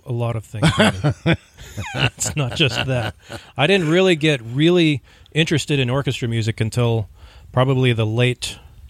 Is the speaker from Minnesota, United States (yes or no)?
yes; Minneapolis, Minnesota, United States; I grew up here in the Twin Cities